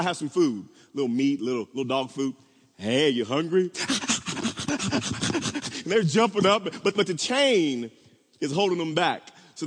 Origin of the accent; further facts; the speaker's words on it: Wewoka, Oklahoma, United States; I grew up in Wewoka, Oklahoma